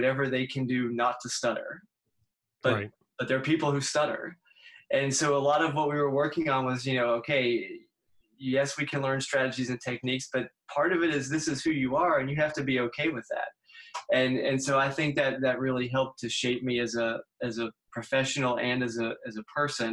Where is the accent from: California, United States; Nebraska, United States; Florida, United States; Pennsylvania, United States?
Pennsylvania, United States; Pittsburgh; moved away as an adult; now in West Virginia, United States; I'm from Pittsburgh originally